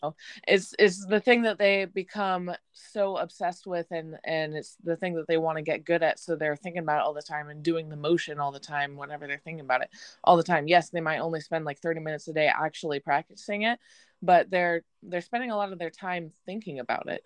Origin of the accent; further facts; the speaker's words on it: Chico, California, United States; I'm from Chico